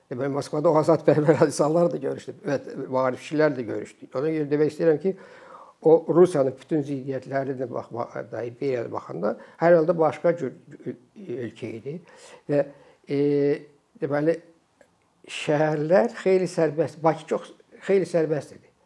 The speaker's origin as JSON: {"language": "Azerbaijani", "country": "Azerbaijan", "said": "Mən ona görə Azərbaycanlıyam."}